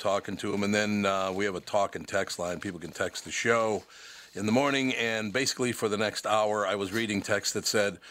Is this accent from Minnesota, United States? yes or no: yes; Minneapolis, Minnesota, United States; I grew up in Minneapolis